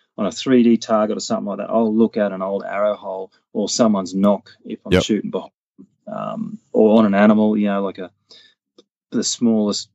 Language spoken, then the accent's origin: English; North Queensland, Australia; I grew up in North Queensland.